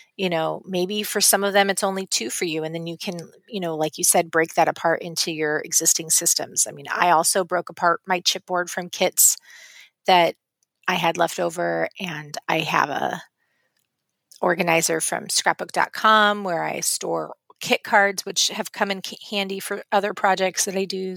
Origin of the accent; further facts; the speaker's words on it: West Coast, United States; moved away; I grew up on the West Coast